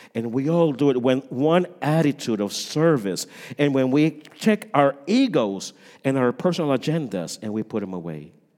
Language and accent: English; Puerto Rico; moved away; I come from Puerto Rico